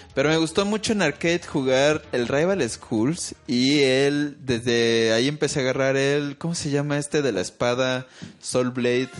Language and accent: Spanish; Mexico; los mexicanos tenemos una cultura que si bien sí admite ciertas cosas, no somos como tan mochos como los gringos